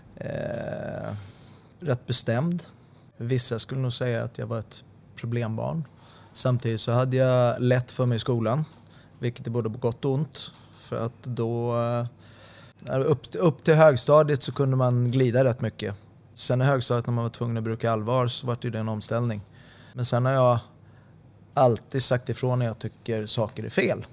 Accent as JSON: {"language": "Swedish", "town": "Sundbyberg", "region": "Stockholm County", "country": "Sweden", "tie": "born or raised there", "also_born_or_lived": "Solna", "moved": "as an adult", "lives_now": "Helsingborg, Sweden", "said": "Jag eh, är uppvuxen på Kavaljersbacken 10"}